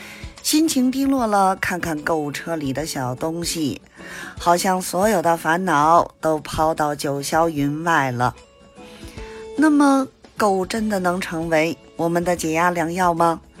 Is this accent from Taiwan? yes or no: no; Beijing, China; ，咱们下期节目再见